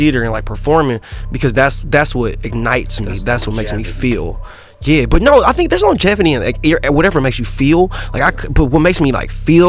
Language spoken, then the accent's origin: English; Indianapolis, Indiana, United States; every time I tell somebody I'm from Indiana, they think I'm from like the cornfield part and like the racing part. But I'm from like Indianapolis, so like there's actually like a decent amount of like culture people.